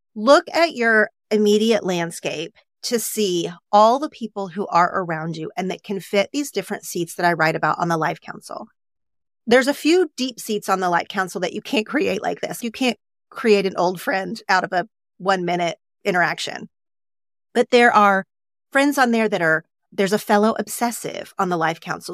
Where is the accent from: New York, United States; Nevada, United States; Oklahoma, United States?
Oklahoma, United States; now in Los Angeles, United States; growing up in Oklahoma